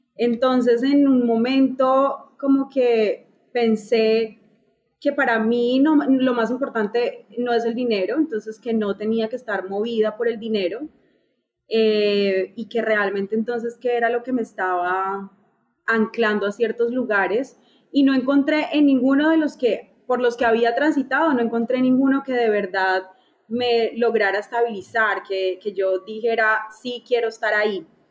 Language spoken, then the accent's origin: Spanish; Neiva, Huila, Colombia; moved away as an adult; now in Chicago, United States; yo soy de Neiva, Neiva es una ciudad pequeña